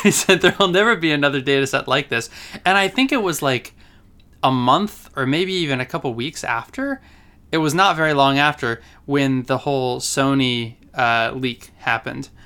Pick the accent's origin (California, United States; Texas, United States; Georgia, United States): California, United States; I grew up in California